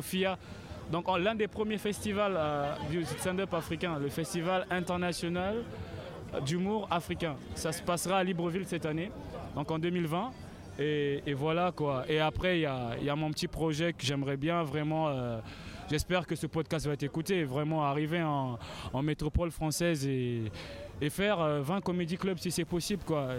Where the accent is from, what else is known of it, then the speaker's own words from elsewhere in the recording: Pointe-Noire, Republic of the Congo; Pointe-Noire, qui est ma ville natale